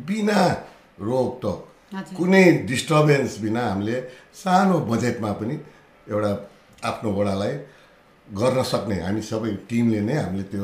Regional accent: Butwal, Lumbini Province, Nepal; बुटोल मा जन्म लिएर

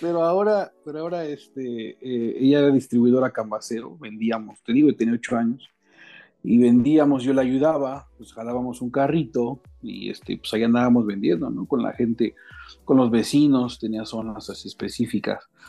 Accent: Mexico City, Mexico; now in Querétaro, Mexico; soy nativo de la Ciudad de México

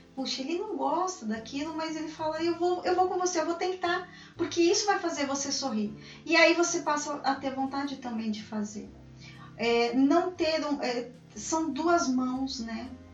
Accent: São Paulo, Brazil; Como uma boa paulistana, eu adoro falar

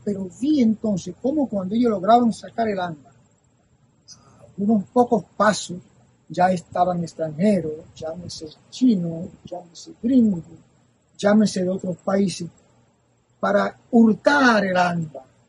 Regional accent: Tamboril, Santiago, Dominican Republic; moved away; cuando yo pequeño en el río de mi pueblo

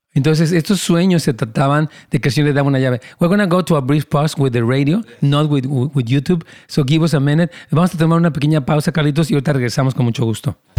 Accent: Mexico City, Mexico; Yo también soy capitalino

